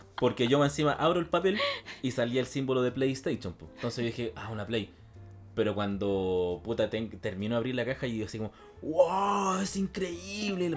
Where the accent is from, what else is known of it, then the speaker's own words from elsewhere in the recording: Santiago, Santiago Metropolitan Region, Chile; nos fuimos de Renca